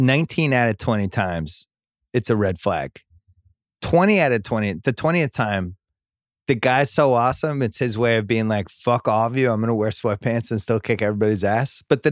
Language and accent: English; Florida, United States; I live in Florida. I grew up in Florida.